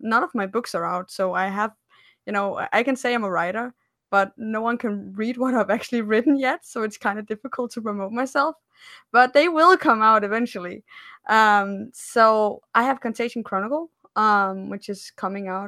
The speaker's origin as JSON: {"language": "English", "country": "Denmark", "said": "I'm from Scandinavia, I'm from Denmark"}